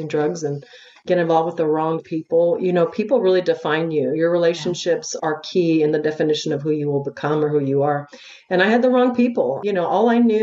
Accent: El Paso, Texas, United States; I'm from El Paso, Texas

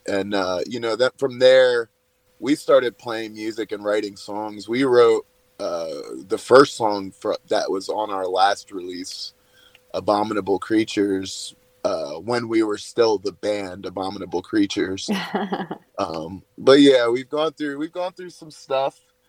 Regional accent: New Jersey, United States; now in Asheville, United States; I'm from New Jersey originally.

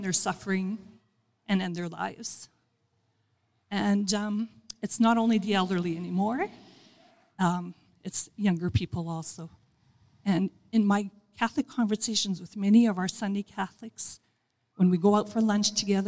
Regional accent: Northern Alberta, Canada; I'm from Northern Alberta

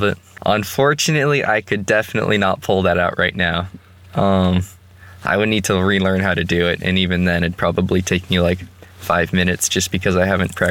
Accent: Austin, Texas, United States; moved away as an adult; now in Walla Walla, United States; I grew up in Austin, which is a big city

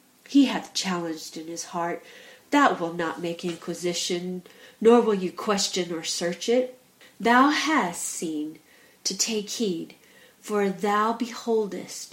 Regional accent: United States; now in England, United Kingdom; I'm from America, and I live in England. And as soon as I speak, it is known by my accent that I'm not from England

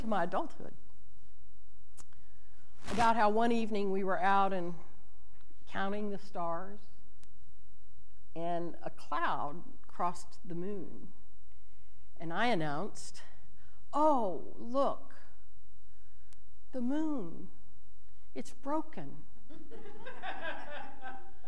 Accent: El Campo, Texas, United States; When I was growing up in El Campo, Texas

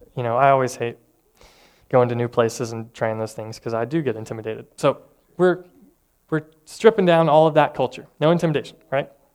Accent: Tennessee, United States; I'm from Tennessee

